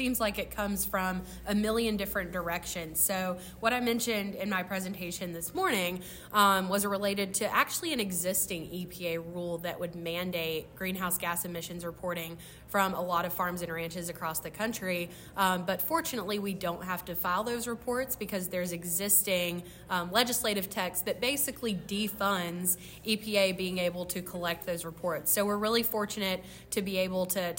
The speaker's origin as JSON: {"language": "English", "region": "North Florida", "country": "United States", "tie": "born or raised there", "also_born_or_lived": "Alabama", "moved": "yes", "lives_now": "Washington, D.C., United States", "said": "I grew up in Florida, in North Florida"}